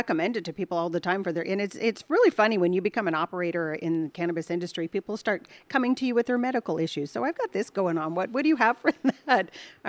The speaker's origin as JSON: {"language": "English", "town": "Wilton", "region": "California", "country": "United States", "tie": "born or raised there", "said": "I grew up out in the country. We had horses."}